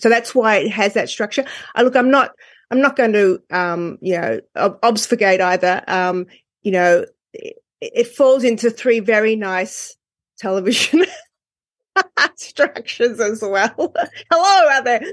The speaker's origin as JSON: {"language": "English", "country": "Australia", "said": "I'm from Australia"}